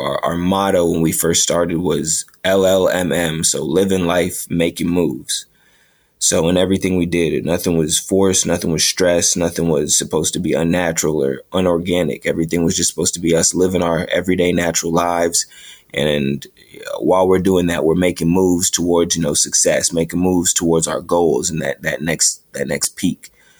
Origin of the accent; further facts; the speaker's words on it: New York, United States; I've been blessed to have 3 pop-up shops, all of them in my home state of New York.